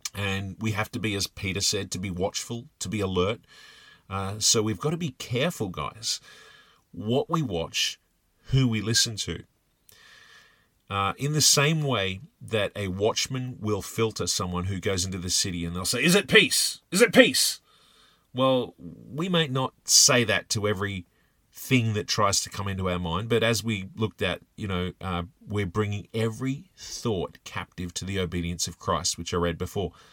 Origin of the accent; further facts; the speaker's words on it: Australia; I'm from Australia